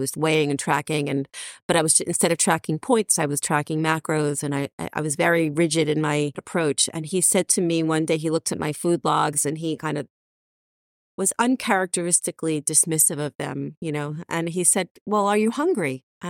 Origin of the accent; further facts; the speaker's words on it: New York, United States; And, you know, I grew up outside of New York City.